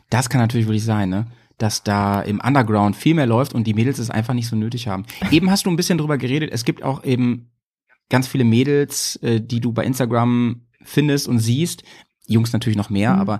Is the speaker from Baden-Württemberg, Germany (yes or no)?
yes; Stuttgart, Baden-Württemberg, Germany; die zweite Mannschaft vom VfB Stuttgart und das witzigerweise meine Heimat.